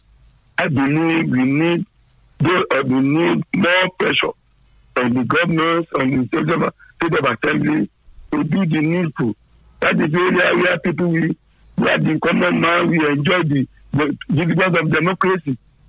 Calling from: Nigeria; I'm calling from Nigeria, calling Olomori.

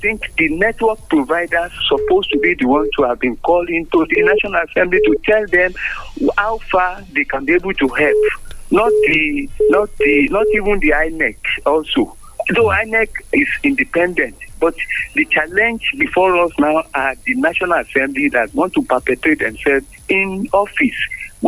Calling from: Abeokuta, Ogun State, Nigeria

